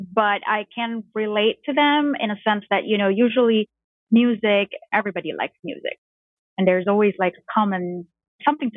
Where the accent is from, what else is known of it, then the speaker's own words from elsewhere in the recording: Jakarta, Indonesia; I grew up in Jakarta, Indonesia